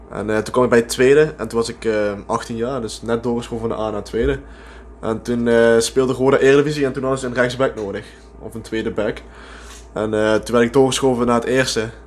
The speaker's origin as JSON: {"language": "Dutch", "town": "Hoensbroek", "region": "Limburg", "country": "Netherlands", "tie": "born there", "lives_now": "Amsterdam, Netherlands", "said": "Ik woon er wel, maar ik ben geboren in Hoensbroek."}